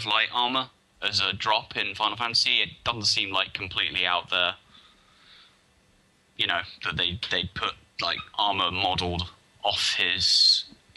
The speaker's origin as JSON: {"language": "English", "country": "United Kingdom", "said": "I'm British"}